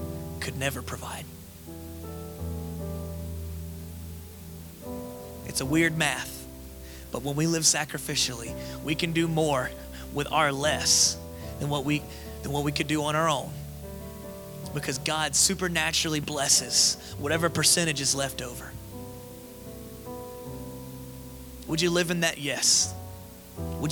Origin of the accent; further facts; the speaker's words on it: Florida, United States; also born or lived in Las Vegas, United States; now in Georgia, United States; I grew up in Florida